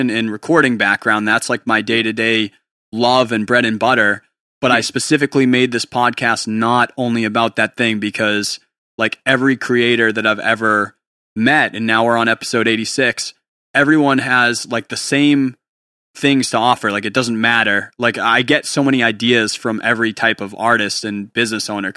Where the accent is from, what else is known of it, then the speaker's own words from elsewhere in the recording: New Hampshire, United States; moved away as an adult; also born or lived in Portland area; now in Portland, United States; I'm from New Hampshire.